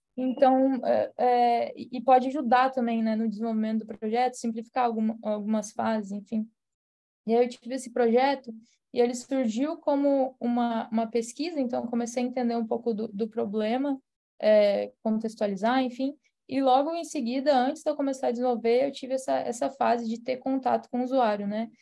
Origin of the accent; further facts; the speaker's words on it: Rio Grande do Sul, Brazil; eu sou de, de São Paulo no Rio Grande do Sul